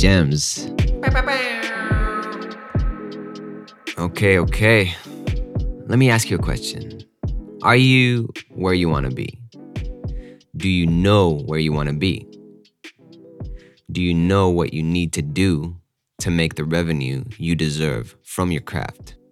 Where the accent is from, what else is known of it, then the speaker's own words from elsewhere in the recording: Israel; moved away as an adult; also born or lived in New York / Austin, Texas / Denver; I grew up in Israel, and after my army service